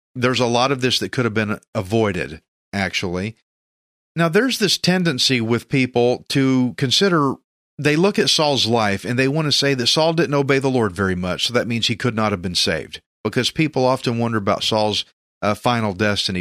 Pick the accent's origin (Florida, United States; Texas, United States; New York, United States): Texas, United States; I'm just a Texan dude